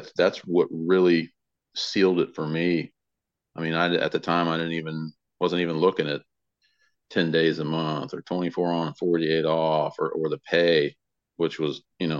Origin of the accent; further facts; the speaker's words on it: Tampa, Florida, United States; now in Kitty Hawk, United States; high school where I grew up in Tampa, Florida, in Hillsborough County area